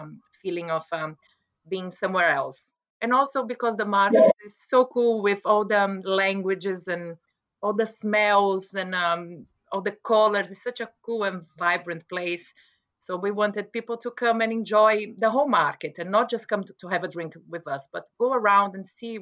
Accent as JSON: {"language": "English", "country": "Brazil", "also_born_or_lived": "London, England / West Oxfordshire, England", "moved": "as an adult", "lives_now": "Oxfordshire, United Kingdom", "said": "I'm from Brazil"}